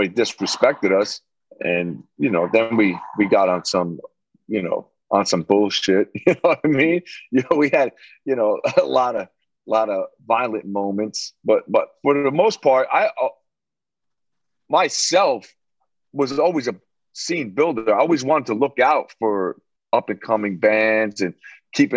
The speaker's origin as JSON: {"language": "English", "town": "Long Branch", "region": "New Jersey", "country": "United States", "tie": "born or raised there", "also_born_or_lived": "Elizabeth, New Jersey", "said": "I grew up in Long Branch most of my childhood to about like 12."}